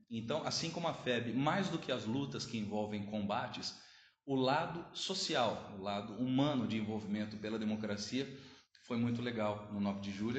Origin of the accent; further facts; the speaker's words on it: Jaú, São Paulo, Brazil; also born or lived in Avaré; eu sou de Jaú, nascido e criado